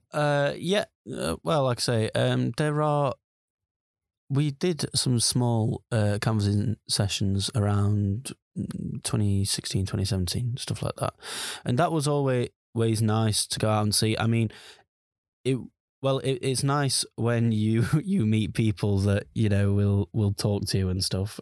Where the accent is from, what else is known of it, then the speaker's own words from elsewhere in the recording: Sheffield, Yorkshire and the Humber, United Kingdom; I'm from the Sheffield region